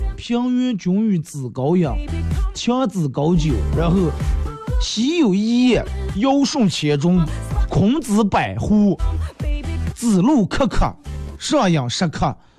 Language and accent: Chinese; Bayannur, Inner Mongolia, China; accent: Bameng dialect; 身为一个，地地道道八门人